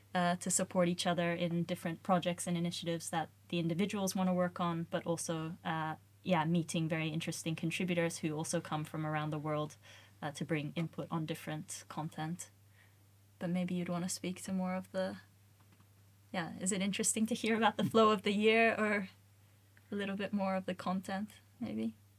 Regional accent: Australia; moved away as an adult; now in Sweden; I'm originally from Australia

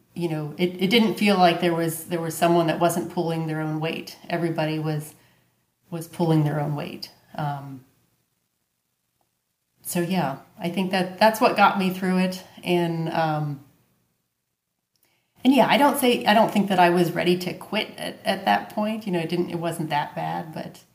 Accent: Pittsburgh, Pennsylvania, United States; also born or lived in Chile; Pittsburgh, sir

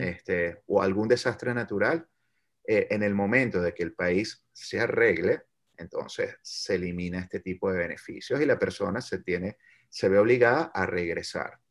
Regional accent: Venezuela; now in United States; el venezolano, nosotros como comunidad venezolana, no solo dentro de los Estados Unidos

